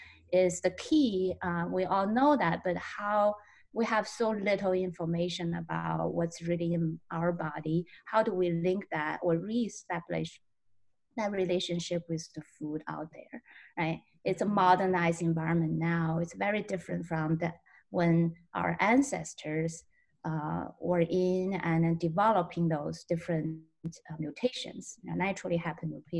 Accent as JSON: {"language": "English", "region": "Tianjin", "country": "China", "tie": "born or raised there", "moved": "as an adult", "lives_now": "Milwaukee, United States", "said": "So I actually grew up in northern China. It's Tianjin is the name of my hometown"}